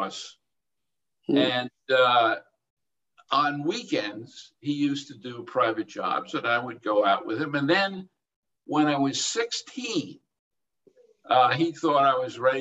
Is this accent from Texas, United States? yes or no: no; New York City, New York, United States; I was born and raised in Brooklyn, New York, to a working class Jewish family